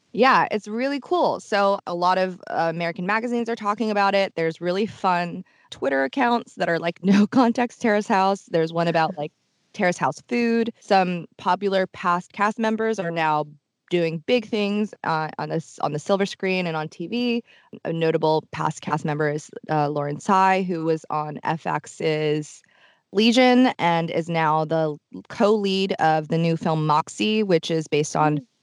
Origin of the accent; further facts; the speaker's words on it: Tokyo, Japan; moved away; I grew up in Tokyo